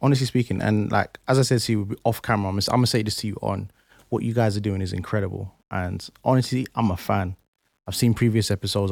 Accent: London, United Kingdom; moved away; also born or lived in Plaistow / Essex; I grew up in Canning Town

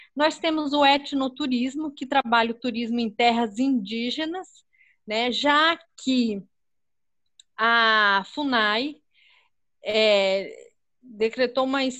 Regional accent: Pernambuco, Brazil; also born or lived in Mato Grosso; now in Cuiabá, Brazil; eu sou pernambucana. Então, mas eu moro aqui no Mato Grosso

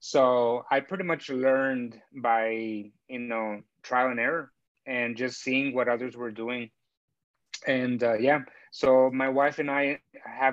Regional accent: Chicago, Illinois, United States; also born or lived in Mexico; I'm actually originally from Mexico. I was born in Mexico and my family moved up to the States when I was 10 years old. So I pretty much grew up in Chicago

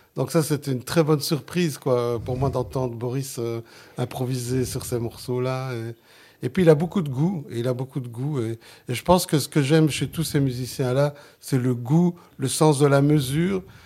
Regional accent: Genk, Flanders, Belgium; first language Sicilian; French is a second language; Je suis né en Belgique, je suis né dans Limbourg, en, Flandre, à Waterskay

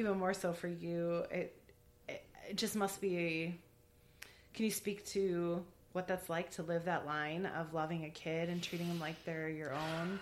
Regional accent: Milwaukee, Wisconsin, United States; I grew up in Milwaukee

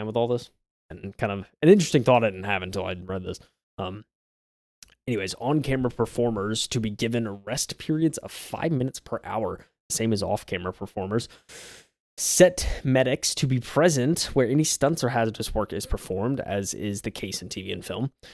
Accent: South Carolina, United States; I grew up in South Carolina, I've lived here my whole life

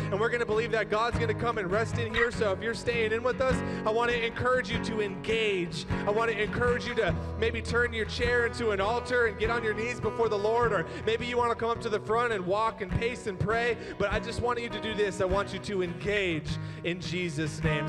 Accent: United States; I'm American

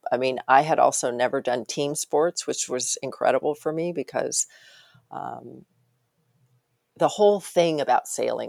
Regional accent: Arkansas, United States; born there; also born or lived in Wyoming; I mean, I was born in Arkansas. I was in Wyoming. I went to grad school on the East Coast.

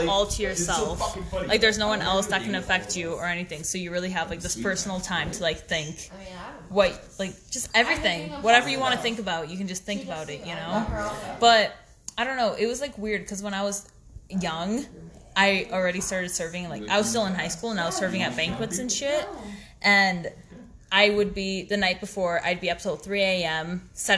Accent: Ontario, Canada; moved away as an adult; now in Banff, Canada; travel outside of my hometown. That's why I'm in Banff right now, because I just feel like I couldn't get that back in Ontario

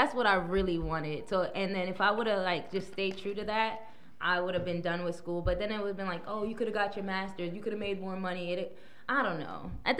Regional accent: New York City, New York, United States; also born or lived in Texas; now in New York, United States; I was born in Brooklyn.

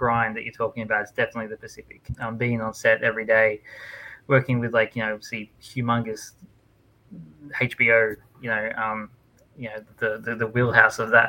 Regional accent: Australia; a kid living in Australia

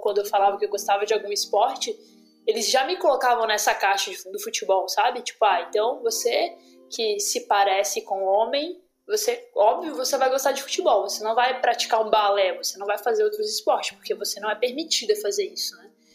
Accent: Brazil; moved away; eu sou brasileira

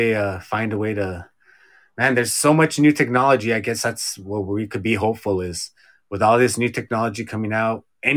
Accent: Azusa, California, United States; I'm from Azusa

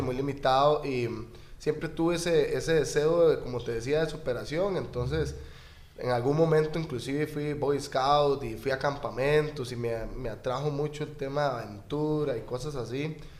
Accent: Escazú, San José, Costa Rica; vecino de Escazú

